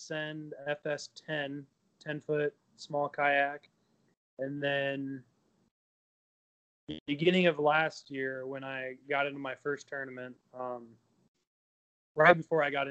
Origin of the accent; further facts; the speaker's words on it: Avoca, Iowa, United States; I grew up in the same town I live in. It's Avoca, Iowa, pretty small town, southwest